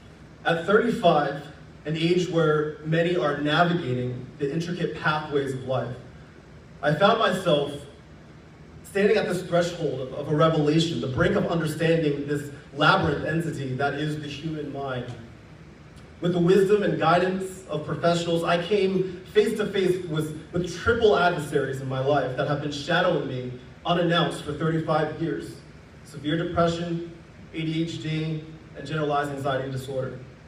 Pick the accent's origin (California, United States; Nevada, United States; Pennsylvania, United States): Pennsylvania, United States; Philadelphia; I'm from Philly, and I'm a diehard Sixers fan.